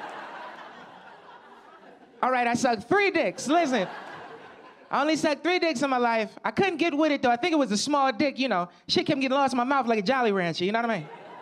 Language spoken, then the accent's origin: English; Camden, New Jersey, United States; also born or lived in Philadelphia, Pennsylvania; I'm from Camden, New Jersey. It's like right over the bridge is Philadelphia.